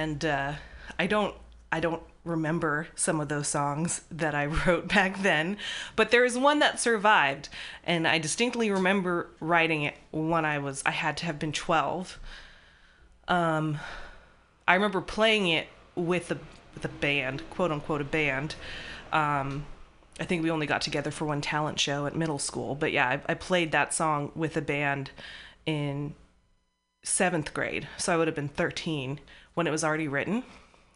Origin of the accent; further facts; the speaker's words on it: Walnut Creek, California, United States; moved away as an adult; now in San Francisco, United States; I grew up in the Bay Area, but actually living in the city coming up on a decade